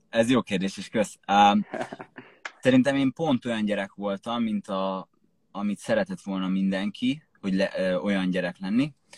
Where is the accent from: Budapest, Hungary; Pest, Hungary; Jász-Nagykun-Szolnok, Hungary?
Jász-Nagykun-Szolnok, Hungary; Jászapáti; moved away as an adult; én Jászopáti nőttem fel, ez egy, ö, kis falu.